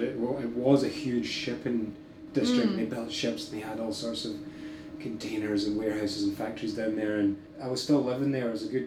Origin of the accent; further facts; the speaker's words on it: Glasgow, Scotland, United Kingdom; I'm just from Glasgow.